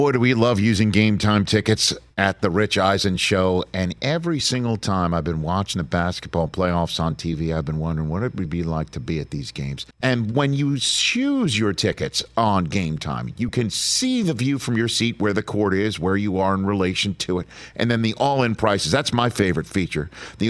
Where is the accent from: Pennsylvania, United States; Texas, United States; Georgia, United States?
Pennsylvania, United States; Don't call me somebody from the East Coast. I'm Western PA.